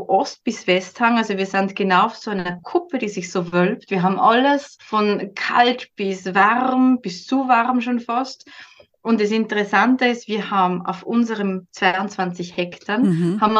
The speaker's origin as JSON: {"language": "German", "region": "Upper Austria", "country": "Austria", "moved": "yes", "lives_now": "Switzerland", "said": "ich komme aus Oberösterreich, ziemlich in der Mitte von Österreich."}